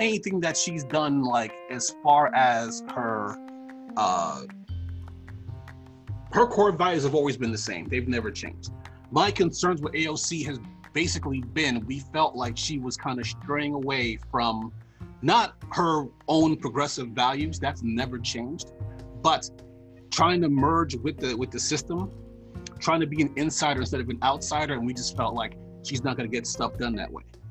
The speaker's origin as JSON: {"language": "English", "region": "New York", "country": "United States", "said": "I'm from New York."}